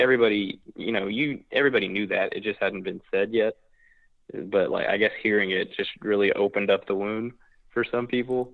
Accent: Oklahoma, United States; I grew up in Oklahoma

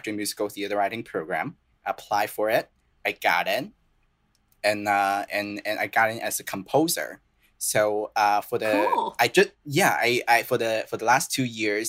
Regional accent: Guangzhou, Guangdong, China; first language Cantonese and Mandarin; English is a second language; moved away as an adult; also born or lived in Boston, United States; now in New York, United States; I'm from the city called Guangzhou, which is very close to Hong Kong

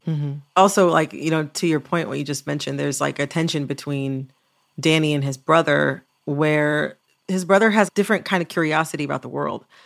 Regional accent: Michigan, United States; moved away as an adult; also born or lived in Washington, D.C.; a Midwesterner, as someone from Michigan

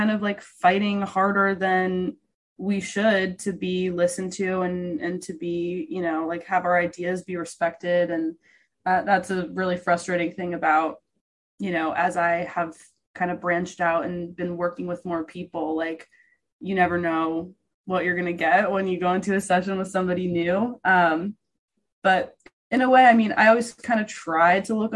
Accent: New York, United States; I'm from New York and I grew up in New York.

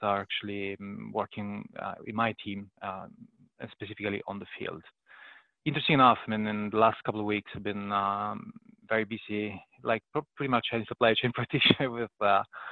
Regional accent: Italy; moved away as an adult; now in United Kingdom; I was born and raised in Italy, and I'm now based in the UK

